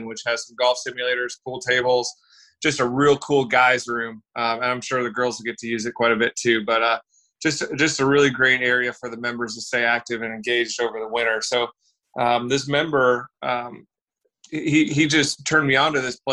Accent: Toledo, Ohio, United States; also born or lived in Indianapolis, Indiana; I grew up in Indianapolis and mostly in Toledo, Ohio. And so I'm a Midwest guy

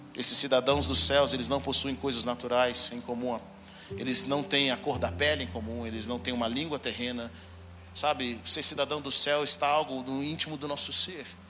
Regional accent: Brazil; moved away as an adult; also born or lived in Sarasota, United States; now in United States; Eu nasci nos Estados Unidos, mas vim para o Brasil quando era bem pequeno. E aos 24 anos eu volto para lá

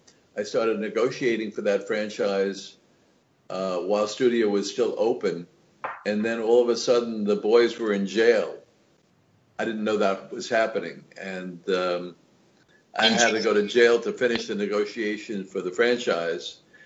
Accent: New York City, New York, United States; now in Los Angeles, United States; I was born in New York, and I used to live through snowstorms

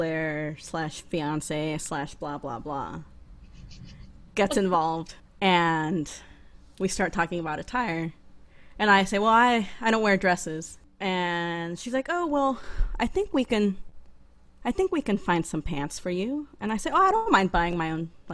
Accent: Texas, United States; moved away; also born or lived in upstate New York / Boston; growing up in Texas, growing up in a Mexican household

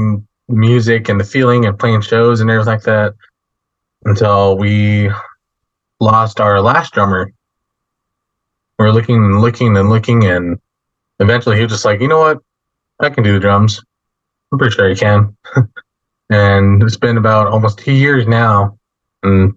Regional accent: Albuquerque, New Mexico, United States; also born or lived in Meridian, Mississippi; I was raised out here in Albuquerque, but I'm half Navajo and half Choctaw. I was born in Mississippi, Meridian, Mississippi

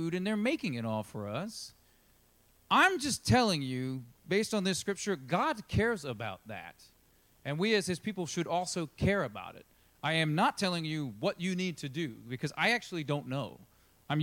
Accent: United States; we're American

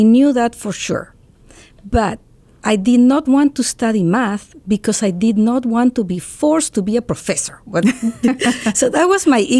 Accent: Lima, Peru; moved away as an adult; also born or lived in Oregon, United States; now in Ohio, United States; I was born and I grew up in Lima, Peru

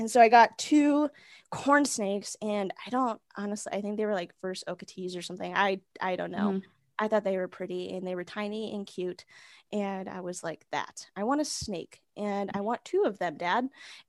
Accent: Pacific Northwest, United States; like, as a little girl, like growing up in Pacific Northwest, like, you know, I mean, growing up in the mid to early 90s

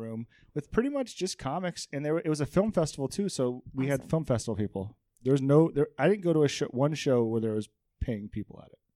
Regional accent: Arizona, United States; I'm from Arizona

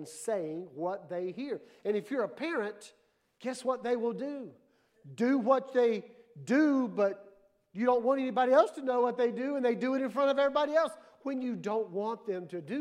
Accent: Mississippi, United States; I was born and raised in Mississippi.

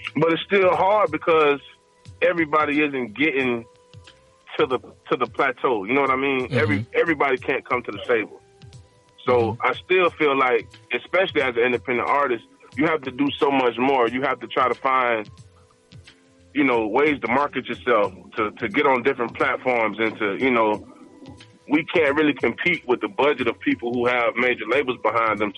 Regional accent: Florida, United States; I'm from Florida

